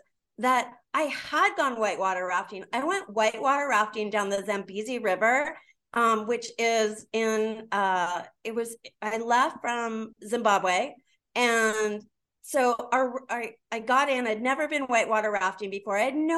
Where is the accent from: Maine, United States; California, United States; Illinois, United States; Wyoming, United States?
California, United States; San Diego; I grew up here in San Diego, and I still don't speak Spanish